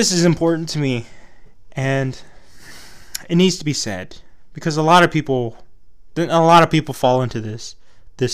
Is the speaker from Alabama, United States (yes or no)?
no; Texas, United States; accent: Texas twang; I'm from Texas. I have a Texas twang, a little twangy twang twang